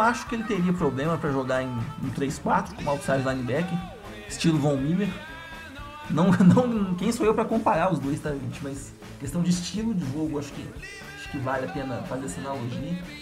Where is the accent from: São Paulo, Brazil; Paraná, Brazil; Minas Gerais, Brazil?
Minas Gerais, Brazil; São João del-Rei; sou de São João Del Rei, uma cidade histórica interior de Minas Gerais